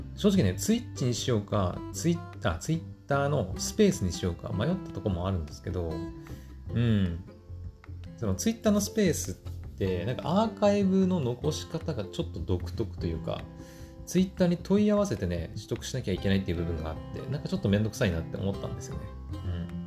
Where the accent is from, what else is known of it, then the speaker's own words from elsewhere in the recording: Japan; 私日本人だから日本語で喋って伝えてるんだけど